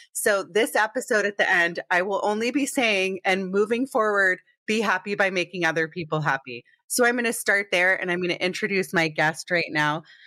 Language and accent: English; Potomac, Maryland, United States; moved away; also born or lived in Connecticut / New York; I grew up in Potomac, Maryland.